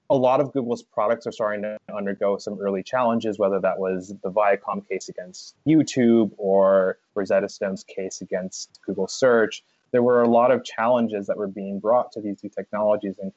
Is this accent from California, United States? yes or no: yes; Los Angeles, California, United States; now in New York City, United States; originally I grew up in Los Angeles, California